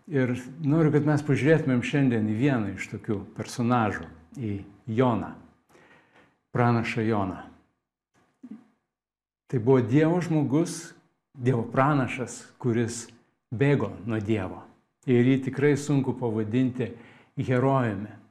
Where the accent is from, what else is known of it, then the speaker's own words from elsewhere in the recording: Lithuania; Mes lietuviai turim posakį